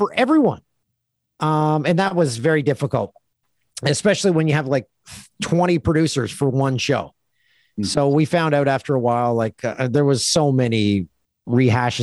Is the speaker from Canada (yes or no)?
yes; Canada; we're proud of being Canadian